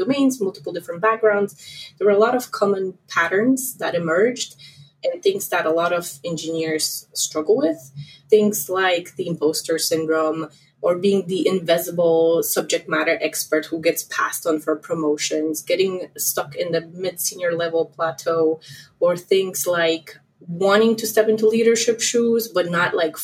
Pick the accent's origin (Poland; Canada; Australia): Poland; moved away as an adult; now in United States; I'm originally from Poland